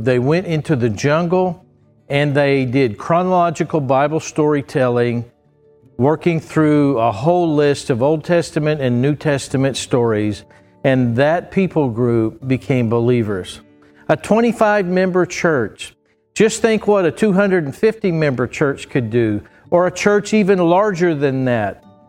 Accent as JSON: {"language": "English", "town": "Bristow", "region": "Oklahoma", "country": "United States", "tie": "born or raised there", "said": "I grew up in Trinity Baptist Church in Bristow, Oklahoma"}